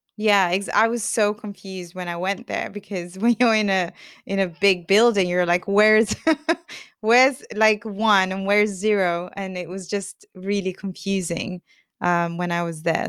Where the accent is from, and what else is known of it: United Kingdom